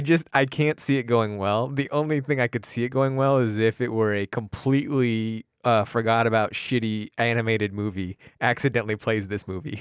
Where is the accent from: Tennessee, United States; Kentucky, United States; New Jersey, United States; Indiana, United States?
New Jersey, United States; we're both from New Jersey